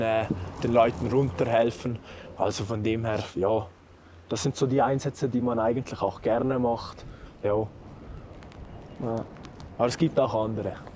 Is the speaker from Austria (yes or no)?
no; Saas Valley, Valais, Switzerland; moved away as an adult; now in Lenzerheide, Switzerland; ursprünglich komme ich aus dem schönen Saastal im Wallis